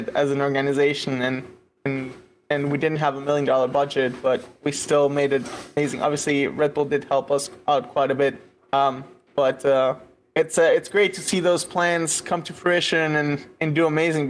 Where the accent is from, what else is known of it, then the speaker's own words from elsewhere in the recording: Caracas, Capital District, Venezuela; moved away as an adult; also born or lived in United States; now in Berlin, Germany; I was born in Venezuela and grew up in Venezuela for until I was 23